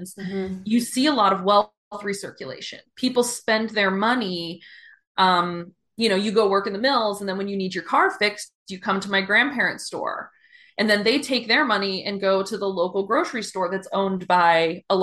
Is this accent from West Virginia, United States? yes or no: yes; West Virginia, United States; now in Philadelphia, United States; I grew up in a small town, and it was all union workers. I'm from West Virginia